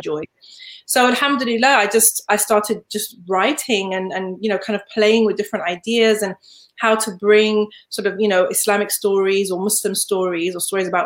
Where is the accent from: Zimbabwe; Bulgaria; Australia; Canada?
Zimbabwe; moved away; also born or lived in Leeds, England; I was born in Leeds, but I grew up in Zimbabwe